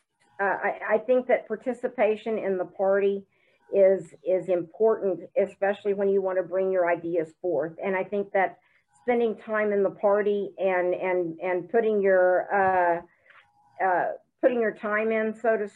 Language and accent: English; the South, United States; now in Broken Arrow, United States; I'm from the South.